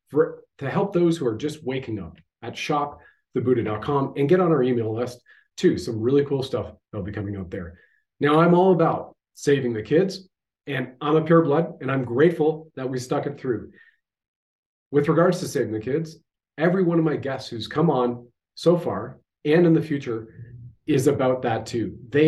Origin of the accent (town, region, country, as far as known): Canada